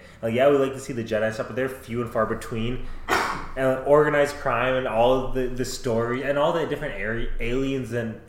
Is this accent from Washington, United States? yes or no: no; Minnesota, United States; we're from Minnesota